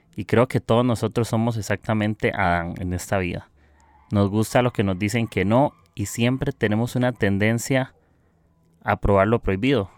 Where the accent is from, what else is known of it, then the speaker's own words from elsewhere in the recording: Costa Rica; soy de Costa Rica